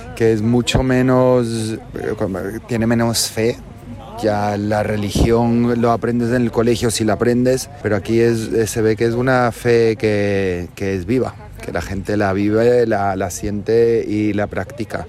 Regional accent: Berlin, Germany; Yo soy de Berlín, eh, tengo una madre latina, por eso hablo español, pero obviamente vivimos en, en Alemania

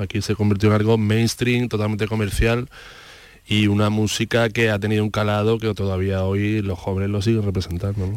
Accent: Andalusia, Spain; ha formado mucho parte de nuestra identidad, ¿no? Como andaluces

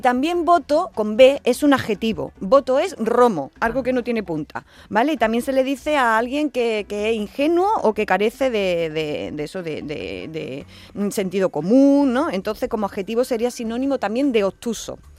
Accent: Andalusia, Spain; la bandera andaluza

